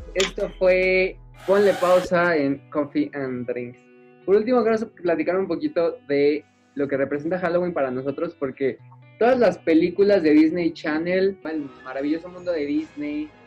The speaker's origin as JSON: {"language": "Spanish", "country": "Mexico", "said": "como buen mexicano"}